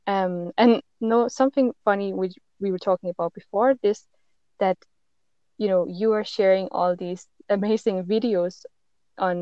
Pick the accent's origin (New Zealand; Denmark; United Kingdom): Denmark; I am from Denmark